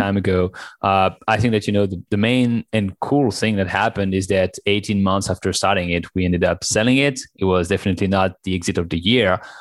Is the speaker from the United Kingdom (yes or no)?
no; France; accent: French; English is a second language; moved away; also born or lived in China; as you can tell from my accent, I'm French